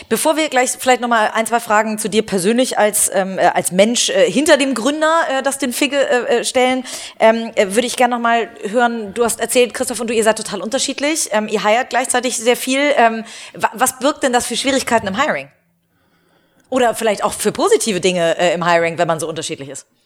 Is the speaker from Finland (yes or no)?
no; Hamburg, Germany; also ich komme aus Hamburg, äh, äh, in Hamburg ist das vielleicht auch eher so